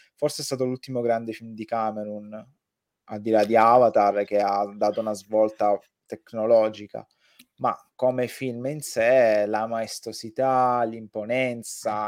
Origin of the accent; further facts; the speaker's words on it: Sicily, Italy; io sono nato in un paesino di, della provincia siciliana